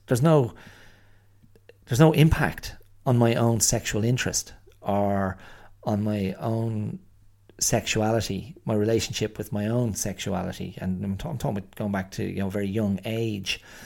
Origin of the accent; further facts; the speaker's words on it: Ireland; I am Irish